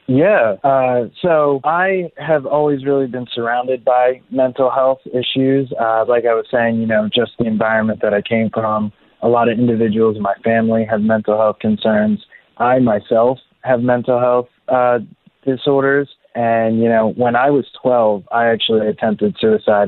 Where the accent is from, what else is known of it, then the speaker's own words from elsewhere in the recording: Mays Landing, New Jersey, United States; So I grew up in Mays Landing, New Jersey, and it really is like a small town outside of Atlantic City